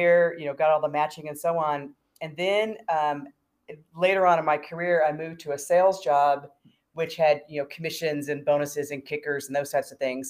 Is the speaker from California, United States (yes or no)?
yes; San Diego, California, United States; moved away as an adult; also born or lived in Florida / Denver, Colorado; now in Ajijic, Mexico; I grew up in San Diego. So I call myself a multi-coastal American.